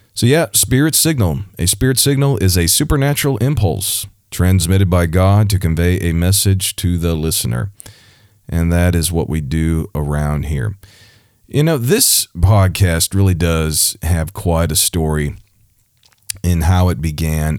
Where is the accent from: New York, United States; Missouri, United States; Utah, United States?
Missouri, United States; my home state, Missouri